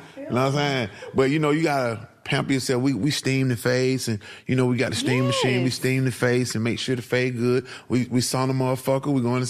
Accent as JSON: {"language": "English", "town": "Atlanta", "region": "Georgia", "country": "United States", "said": "I'm from Bankhead Court."}